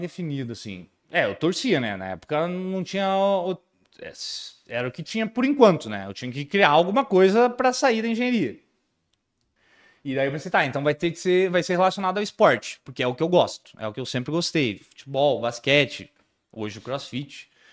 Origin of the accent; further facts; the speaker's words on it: Rio Grande do Sul, Brazil; sou do Rio Grande do Sul mesmo